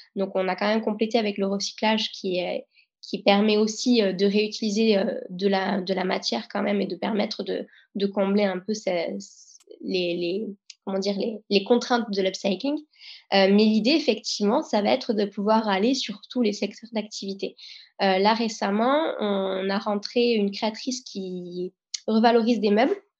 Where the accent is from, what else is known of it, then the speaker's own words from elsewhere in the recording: France; nous, on est français